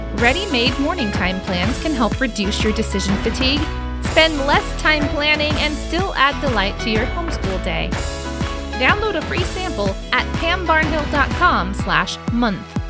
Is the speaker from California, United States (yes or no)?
yes; California, United States; being born and raised in California